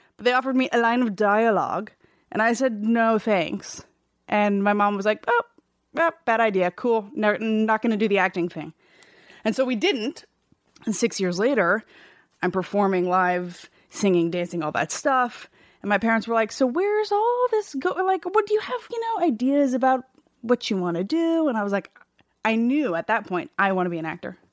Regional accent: California, United States; also born or lived in Seattle, Washington; we moved to California from Seattle when I was four

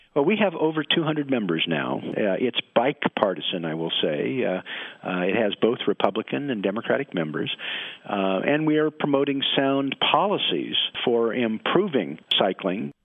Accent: Portland, Oregon, United States; I'm from Portland, Oregon, where it rains all the time

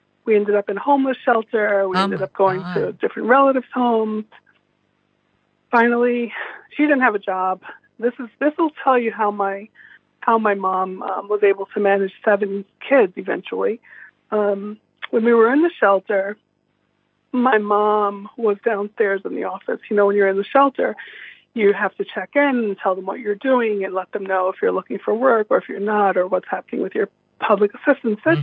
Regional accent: New York City, New York, United States; I was born in the Castle Hill Projects in the Bronx

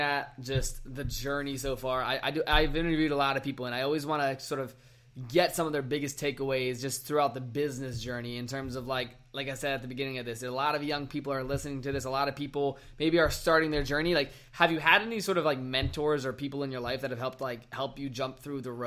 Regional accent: Virginia, United States; now in Arizona, United States; I was in my hometown in Virginia

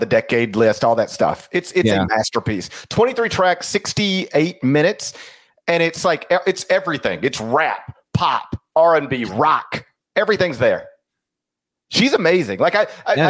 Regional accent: Mississippi, United States; I also am from Mississippi

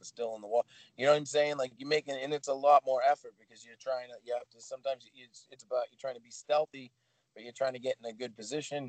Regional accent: Boston, Massachusetts, United States; I'm from Boston. I'm from Massachusetts.

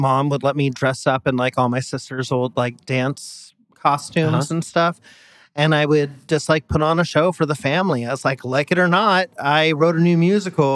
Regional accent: San Diego, California, United States; we're both San Diego

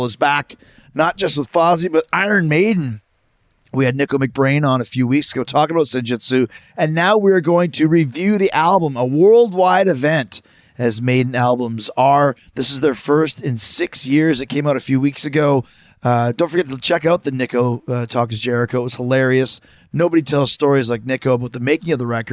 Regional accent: Canada; growing up in Canada

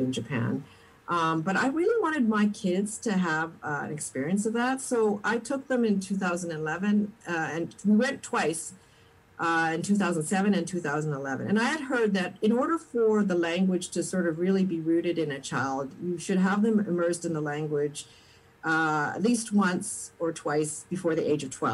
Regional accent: Sherwood Park, Alberta, Canada; now in Winnipeg, Canada; I grew up in Alberta in the predominantly white suburb of Sherwood Park, just outside of Edmonton.

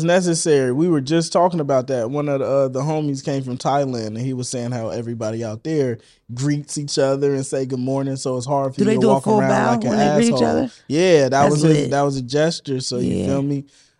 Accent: Vallejo, California, United States; Vallejo. Yeah.

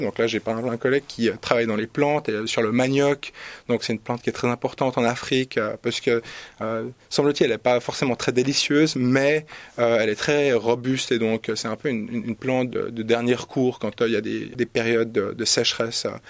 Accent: Switzerland; also born or lived in Zurich; je suis suisse

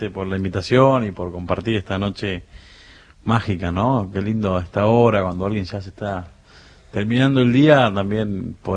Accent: San Juan, Argentina; O sea, una familia en San Juan, somos todos sanjuaninos, y en la época de los 80, principios de los 80, mi padre vino a buscar a la gran ciudad ese sueño de trabajo, auto, casa, felicidad, ¿no?

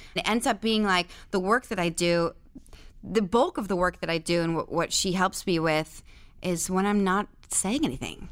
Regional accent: Benton, Pennsylvania, United States; also born or lived in Shickshinny, Pennsylvania; I was born in Pennsylvania

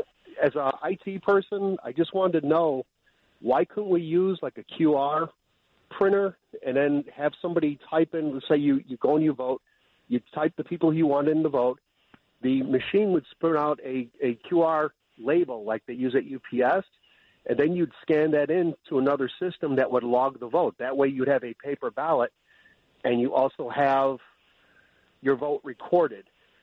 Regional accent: Illinois, United States; I'm from Illinois, and we know it's up there, but nobody wants to address it.

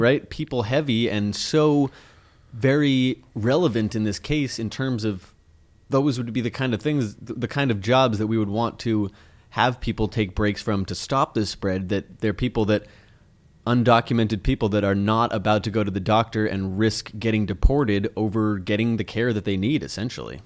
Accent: United States

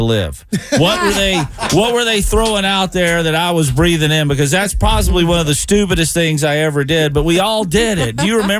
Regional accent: Tennessee, United States; moved away; When I was a kid growing up in Tennessee

